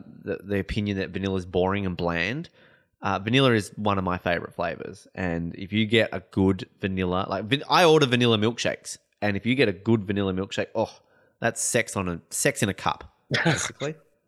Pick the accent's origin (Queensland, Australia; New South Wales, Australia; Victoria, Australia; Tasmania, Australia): Tasmania, Australia; Hobart; I'm from Hobart.